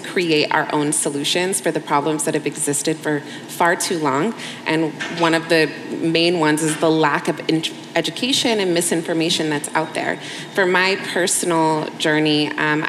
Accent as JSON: {"language": "English", "country": "United States", "tie": "born or raised there", "said": "I grew up in the States where we received, you know, sex education in school"}